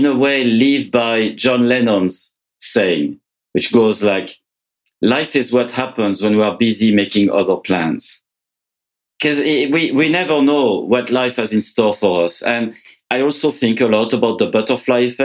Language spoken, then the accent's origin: English; France; moved away as an adult; now in Canada; I was born in France. I came to Canada about 30 years ago